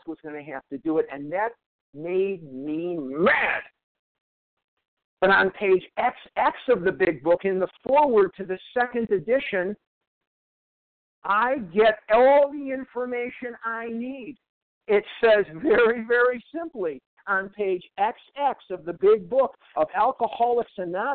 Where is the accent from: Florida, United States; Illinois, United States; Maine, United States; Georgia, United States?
Illinois, United States; Chicago; now in Arizona, United States; I'm from Chicago.